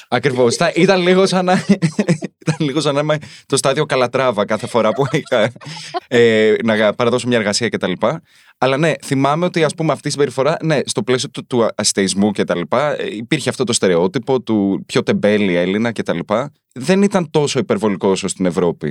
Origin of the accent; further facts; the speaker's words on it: Greece; moved away as an adult; also born or lived in United States; Εγώ έφυγα από την Ελλάδα το 2010